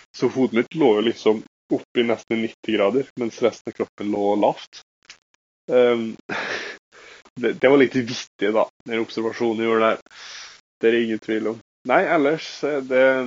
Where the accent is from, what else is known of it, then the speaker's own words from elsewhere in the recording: Molde, Møre og Romsdal, Norway; moved away; jeg har fastlege hjemme i Molde